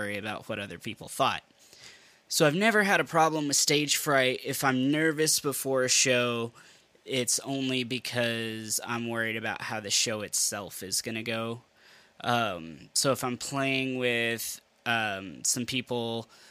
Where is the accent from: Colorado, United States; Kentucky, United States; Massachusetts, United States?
Kentucky, United States; Western; I grew up in Western Kentucky